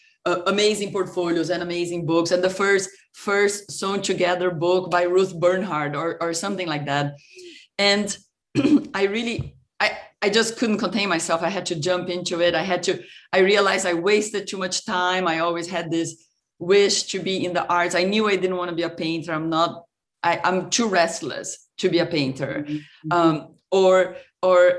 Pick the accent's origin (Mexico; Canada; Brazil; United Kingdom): Brazil; São Paulo; moved away as an adult; also born or lived in Ohio, United States / France; I grew up in Brazil, in Sao Paulo, and I really I came to the US